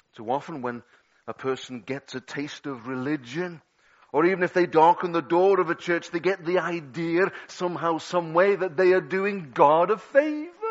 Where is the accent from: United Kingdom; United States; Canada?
United Kingdom; Liverpool, North West England; I'm a Scouser